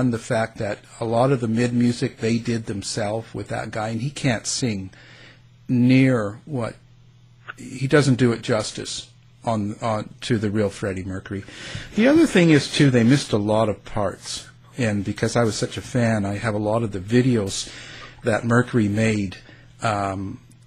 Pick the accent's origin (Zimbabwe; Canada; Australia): Canada; accent: Canadian; I've got my Canadian accent that comes out all the time